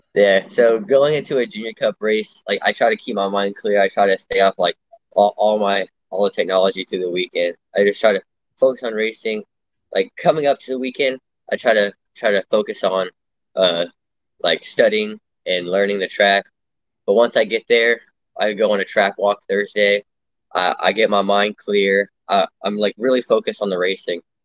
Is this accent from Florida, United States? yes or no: yes; Lake Mary, Florida, United States; I'm from Lake Mary, Florida. It's like just north of Orlando